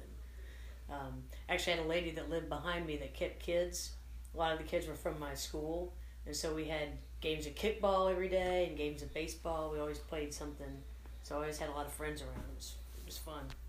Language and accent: English; Atlanta, Georgia, United States; I am from Atlanta, Georgia. I was born in Atlanta